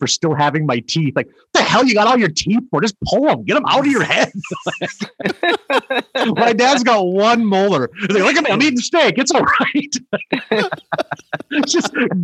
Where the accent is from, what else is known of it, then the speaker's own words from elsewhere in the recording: Bottineau, North Dakota, United States; moved away; my hometown is Botno